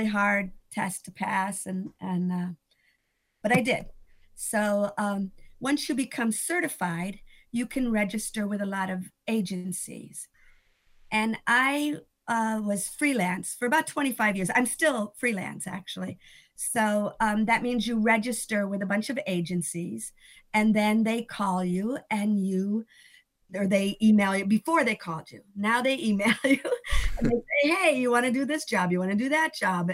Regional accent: Northern New York, United States; moved away; also born or lived in California; I was born in Northern New York

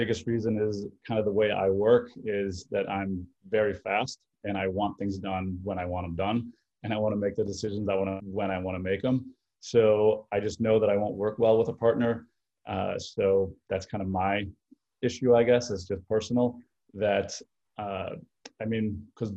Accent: Chicago, Illinois, United States; I'm from Chicago

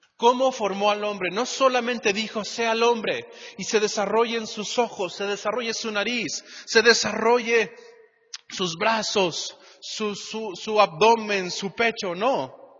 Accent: Mexico; todos aquí como mexicanos

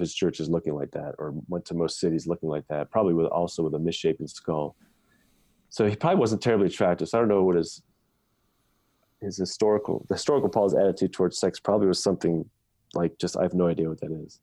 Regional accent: United States; as an American, I was raised to understand that I have all these rights

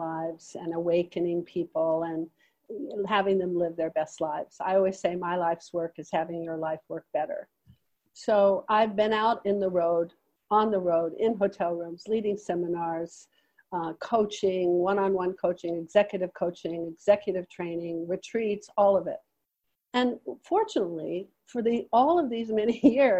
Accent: United States; I'm an American

